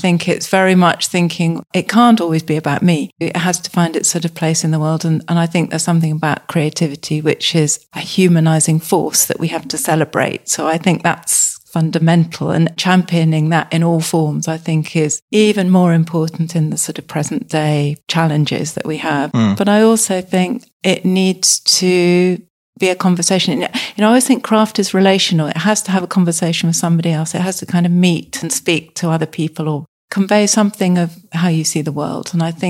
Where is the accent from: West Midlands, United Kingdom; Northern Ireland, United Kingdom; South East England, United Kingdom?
South East England, United Kingdom; moved away as an adult; now in Somerset, United Kingdom; in 2019, having lived in Hampshire all my life. So it was a very big move and it just coincided with lockdown.